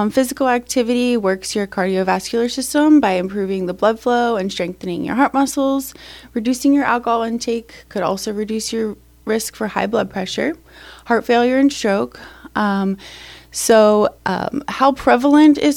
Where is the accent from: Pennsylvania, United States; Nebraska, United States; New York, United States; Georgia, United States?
Pennsylvania, United States; I'm from Pennsylvania. I'm a Penn State grad.